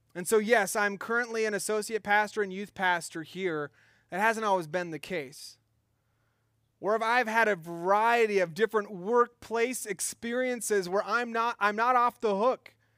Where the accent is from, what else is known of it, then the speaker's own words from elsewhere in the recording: Minnesota, United States; I'm from Minnesota